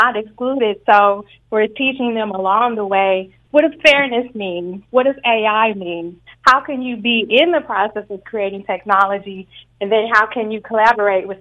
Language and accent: English; Kansas City, Missouri, United States; accent: Midwest twang; moved away as an adult; now in Washington, D.C., United States; I am from Missouri. I went to Lincoln University in Missouri.